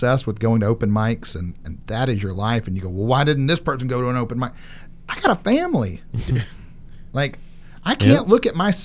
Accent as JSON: {"language": "English", "town": "Nashville", "region": "Tennessee", "country": "United States", "tie": "born or raised there", "said": "born and raised in Nashville"}